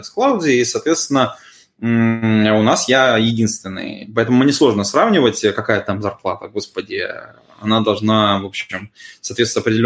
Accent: Irkutsk, Irkutsk Oblast, Russia; also born or lived in Saint Petersburg; Я из Иркутска, вообще, Иркутск.

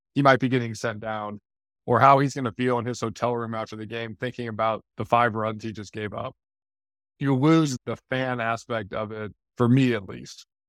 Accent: St. Louis, Missouri, United States; moved away; also born or lived in Detroit / Chicago / Miami; I grew up in Saint Louis.

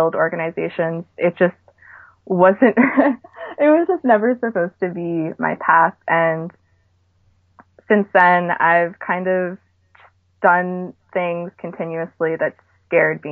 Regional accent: New York, United States; moved away; I was from New York

